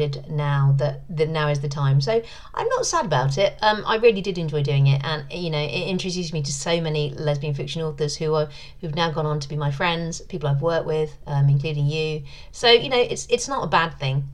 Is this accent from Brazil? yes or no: no; London, United Kingdom; moved away; my hometown